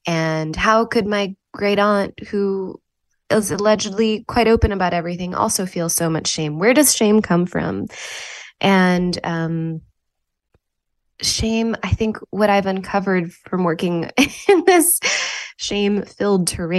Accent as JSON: {"language": "English", "town": "New Haven", "region": "Connecticut", "country": "United States", "tie": "born or raised there", "said": "And this is so far from the way that I grew up in New Haven, Connecticut."}